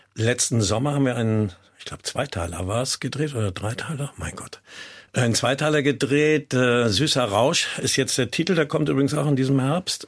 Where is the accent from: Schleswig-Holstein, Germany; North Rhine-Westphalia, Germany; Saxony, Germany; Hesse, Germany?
Schleswig-Holstein, Germany; Kiel; war mal Inhaber eines Cafés in meiner Heimatstadt in Kiel